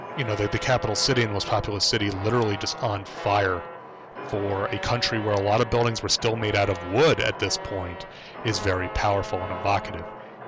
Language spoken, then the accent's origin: English; United States; as an American